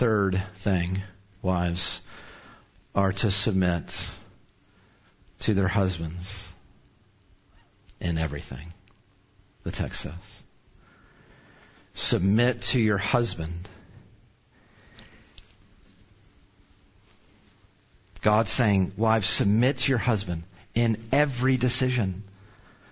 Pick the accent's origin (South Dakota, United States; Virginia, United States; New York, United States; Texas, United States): Texas, United States; Arlington; I'm from Arlington originally. So our families were here